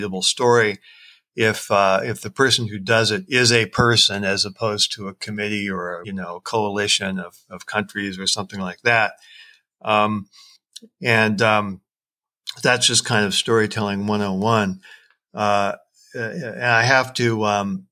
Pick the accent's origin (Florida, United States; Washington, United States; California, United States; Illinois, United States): Washington, United States; Seattle; my hometown of Seattle